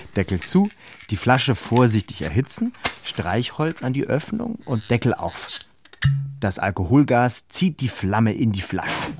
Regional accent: Halle, Saxony-Anhalt, Germany; auf dem Marktplatz meiner Heimatstadt

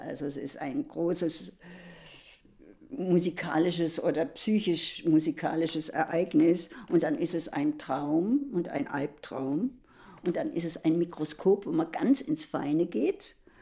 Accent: Germany; also born or lived in Worpswede; now in Berlin, Germany

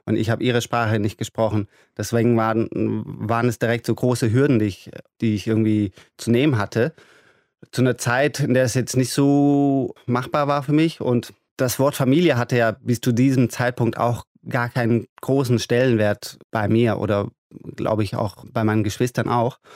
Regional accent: Germany; first language German; also born or lived in Iran; Ich bin hier ganz normal zur Schule gegangen. Deutschland ist mein Mutterland oder mein Vaterland, würde ja. ich sagen. Auch äh, Deutsch ist meine Muttersprache

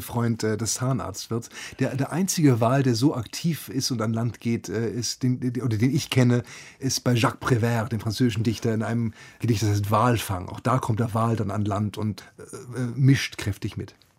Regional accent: Hamburg, Germany; ich bin ja bei Hamburg aufgewachsen

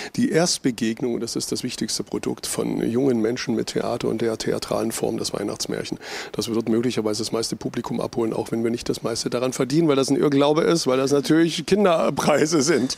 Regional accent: eastern Germany, Germany; Wir haben euch aber eine Wende voraus

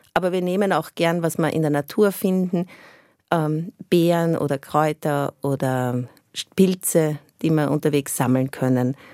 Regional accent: Austria; moved away as an adult; ich bin im, im Umkreis von Wien aufgewachsen, aber doch eher ländlich.

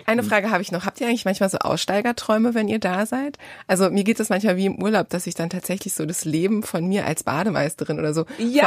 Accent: Bad Bodenteich, Lower Saxony, Germany; moved away; in dem Freibad meiner Kindheit in Bad Bodenteich

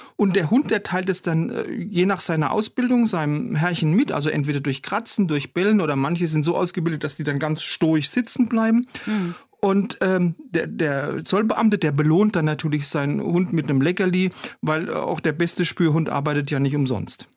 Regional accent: Germany; bei uns in Deutschland

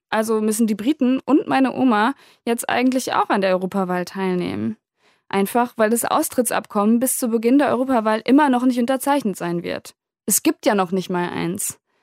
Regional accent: Germany; now in Berlin, Germany; Wir wohnen direkt an der holländischen Grenze, also eigentlich nur fünf Minuten mit dem Fahrrad entfernt.

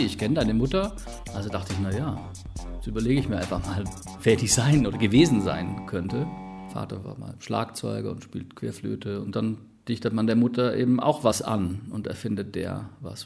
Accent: Ulm, Baden-Württemberg, Germany; moved away; Also ich bin ursprünglich auch aus Ulm

